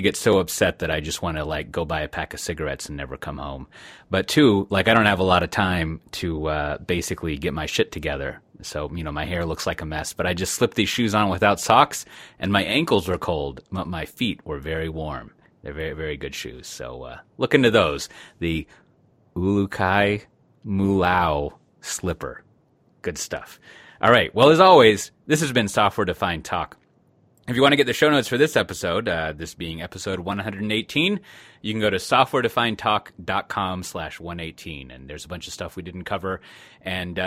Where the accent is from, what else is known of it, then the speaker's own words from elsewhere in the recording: Texas, United States; I'm from Texas